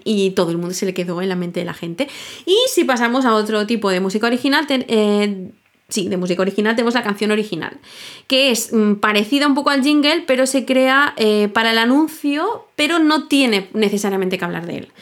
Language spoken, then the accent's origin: Spanish; Sitges, Catalonia, Spain; yo soy de Sitges